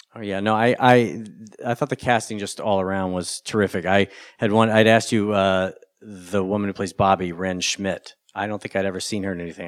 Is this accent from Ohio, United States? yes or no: no; North Carolina, United States; I grew up in North Carolina